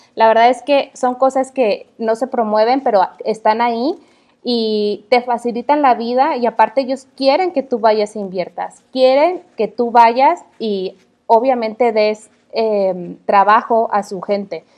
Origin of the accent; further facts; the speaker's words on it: Mexico; como, mexicana, me siento bien orgullosa